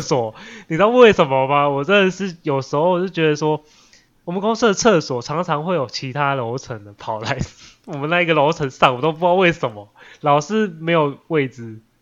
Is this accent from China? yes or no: no; Taiwan; 出生在台湾